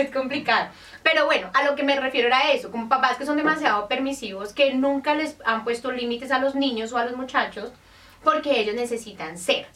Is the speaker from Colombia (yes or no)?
yes; Colombia; nosotros venimos de Colombia